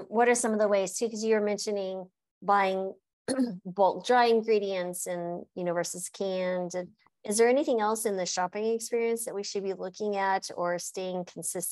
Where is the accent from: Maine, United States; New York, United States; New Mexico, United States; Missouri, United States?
New Mexico, United States; I grew up in New Mexico